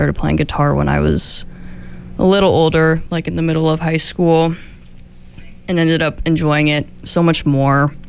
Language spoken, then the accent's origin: English; Sacramento, California, United States; now in Eugene, United States; my hometown of Sacramento